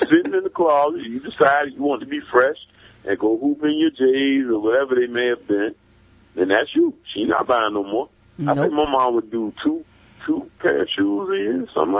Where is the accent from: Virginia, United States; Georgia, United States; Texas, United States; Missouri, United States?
Georgia, United States; Savannah; I grew up, I'm from Savannah, so we didn't have snow